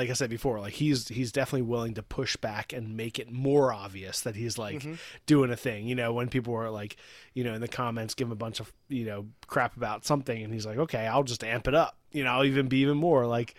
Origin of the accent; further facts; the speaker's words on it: West Coast, United States; Like, I'm from the West Coast. So I'm, like, playing up the West Coast thing, you know?